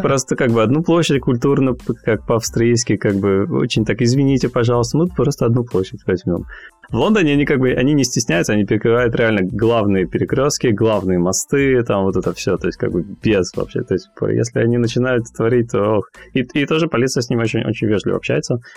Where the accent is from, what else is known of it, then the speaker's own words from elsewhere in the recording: Cherepovets, Vologda Oblast, Russia; moved away as an adult; also born or lived in Finland; now in London, United Kingdom; я из Вологодской области, город Череповец